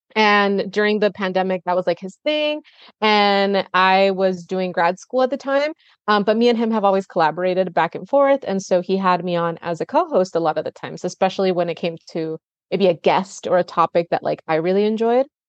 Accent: Tijuana, Baja California, Mexico; now in United States; I grew up in Tijuana

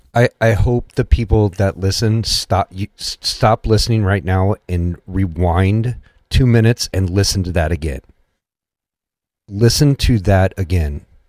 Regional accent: Missouri, United States; I'm from Missouri.

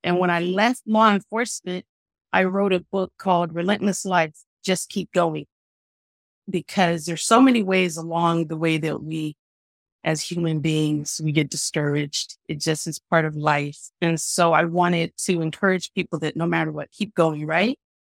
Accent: San Francisco, California, United States; I grew up in San Francisco, which is very diverse

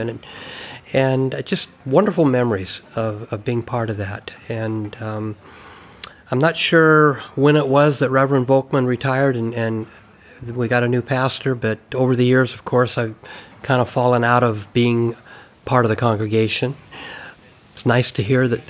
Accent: Calistoga, California, United States; I grew up in Calistoga.

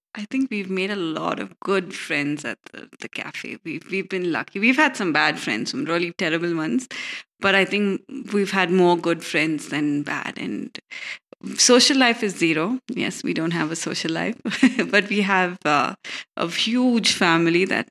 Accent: Bangalore, Karnataka, India; We were born here in Bangalore, all of us.

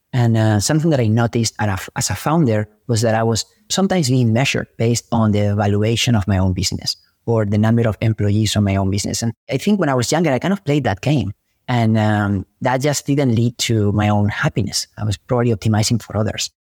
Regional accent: Spain; now in Silicon Valley, United States; I'm an immigrant from Spain who moved to Silicon Valley chasing a dream

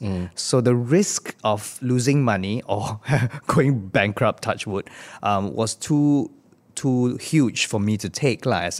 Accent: Singapore; It was a quick flashback look at our lives in Singapore as a Singaporean, a Singaporean in the world in general.

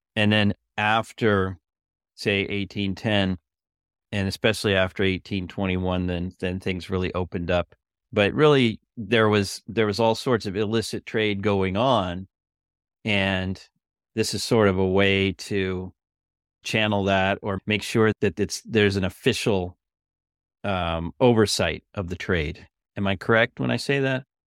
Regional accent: Northern California, United States; growing up in Northern California

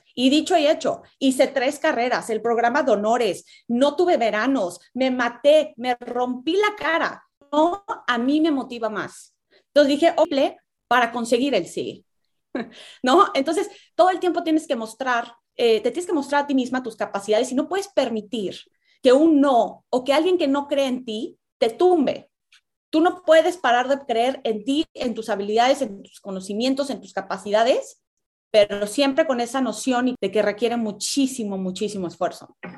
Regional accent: Mexico

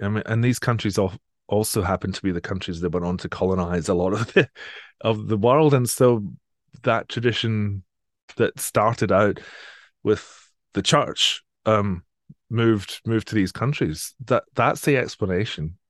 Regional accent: Edinburgh area, Scotland, United Kingdom; moved away as an adult; also born or lived in Manchester; now in Sydney, Australia; I'm from the Edinburgh area originally.

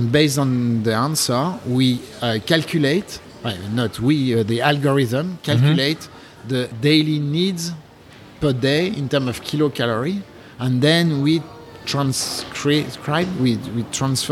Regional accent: France; accent: French; English is a second language; now in Japan; I'm French, in case you didn't notice with my accent.

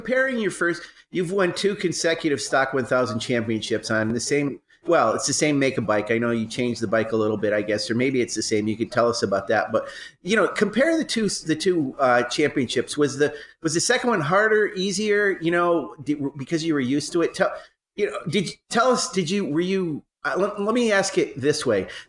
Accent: New York, United States; I grew up in New York State

